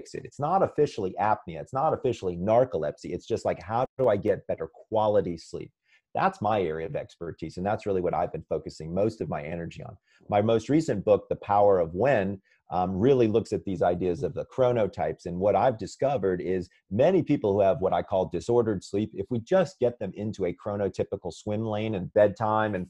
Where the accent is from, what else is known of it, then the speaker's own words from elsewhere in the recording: Sandy Springs, Georgia, United States; moved away; I'm originally from Sandy Springs, Georgia